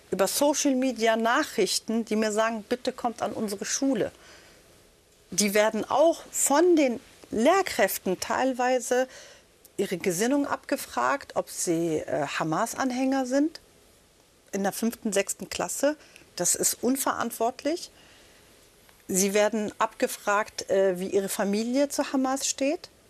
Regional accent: Palestine; also born or lived in Lebanon; now in Germany; Ich bin Palästinenserin, ich bin selber ein Flüchtlingskind. Ich bin aus dem Bürgerkrieg, aus dem Libanon geflüchtet und habe Krieg erlebt.

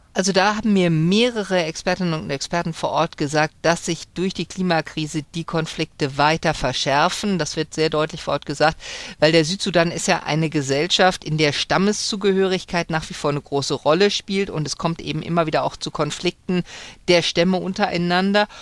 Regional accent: Germany; ich komme aus Deutschland

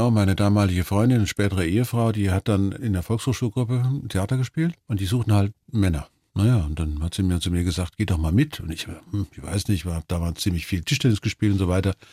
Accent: Germany; und ich bin Deutscher, ich kann also nicht US-Astronaut werden.

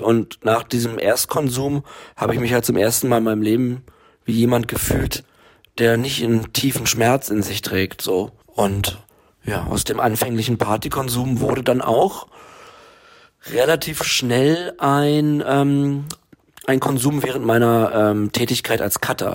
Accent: Berlin, Germany; ich bin ja in Berlin aufgewachsen

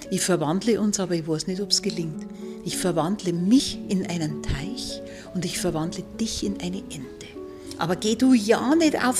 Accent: Bavaria, Germany; accent: Upper Palatinate; unser Dialekt ist kreislich und der ist Bautzert und die Ballen und so. Und dabei finde ich, es ist der Oberpfälzer Dialekt sowas von schön, sowas von vokalreich.

